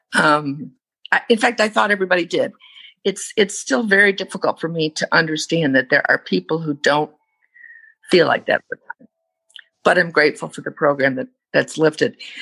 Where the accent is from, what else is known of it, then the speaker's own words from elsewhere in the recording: United States; I'm a sexaholic from the States.